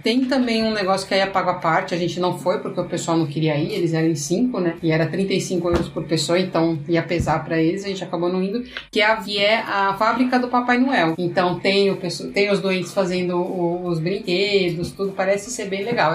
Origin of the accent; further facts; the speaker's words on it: Brazil; nós somos do Brasil